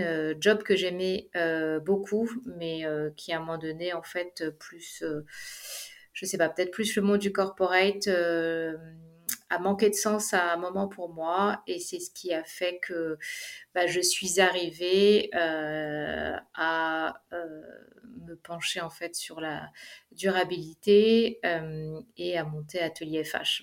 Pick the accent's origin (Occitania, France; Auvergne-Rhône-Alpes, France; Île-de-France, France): Île-de-France, France; Paris; moved away as an adult; also born or lived in Dubai, United Arab Emirates; now in Zurich, Switzerland; je suis d'origine française puisque je suis née à Paris, j'ai habité à Paris